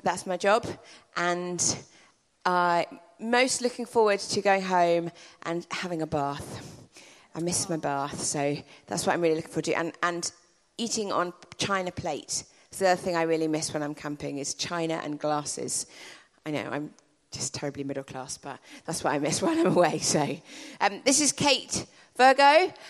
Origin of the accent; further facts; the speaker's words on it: Woking, South East England, United Kingdom; I'm from Woking.